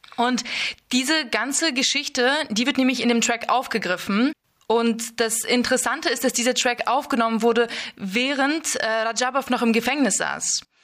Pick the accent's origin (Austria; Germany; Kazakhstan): Kazakhstan; moved away; ich wurde in Kasachstan geboren